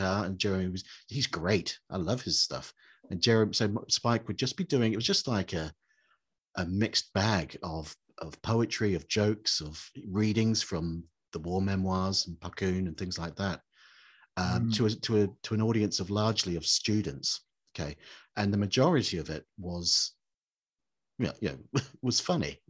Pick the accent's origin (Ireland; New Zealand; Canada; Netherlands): New Zealand; moved away; you may have picked up from my accent that I grew up on the other side of the world